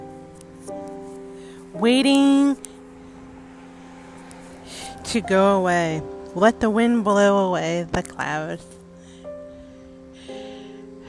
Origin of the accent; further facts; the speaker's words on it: Concord, New Hampshire, United States; I was born and raised in New Hampshire